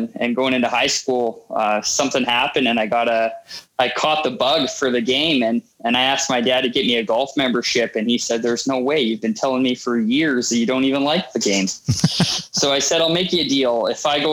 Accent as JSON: {"language": "English", "town": "Winnipeg", "region": "Manitoba", "country": "Canada", "tie": "born or raised there", "said": "I grew up in Winnipeg"}